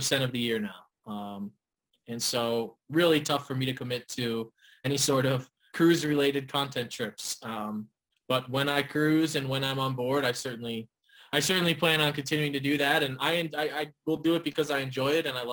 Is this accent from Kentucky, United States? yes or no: no; Cleveland, Ohio, United States; moved away as an adult; also born or lived in Florida; I'm originally from Cleveland, grew up there until I went to college and went to school down in Florida